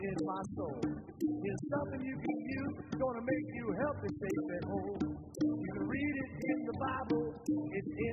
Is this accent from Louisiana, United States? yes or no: yes; Louisiana, United States; now in Orlando, United States; I grew up in the South, grew up in Louisiana. We live in Florida now